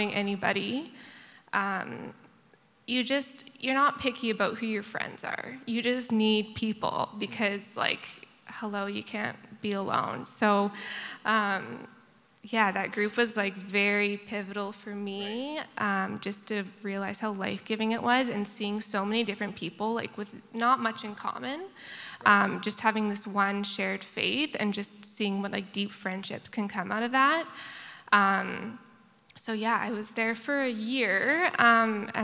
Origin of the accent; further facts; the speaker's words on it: Abbotsford, British Columbia, Canada; also born or lived in Prince Edward Island; now in Victoria, Canada; I grew up in Abbotsford, BC, Bible Belt.